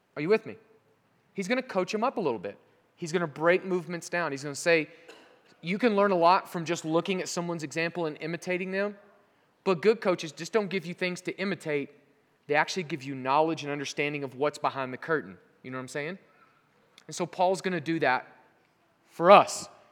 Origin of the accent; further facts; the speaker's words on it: Southern Oklahoma, United States; moved away as an adult; also born or lived in Europe; I'm from Southern Oklahoma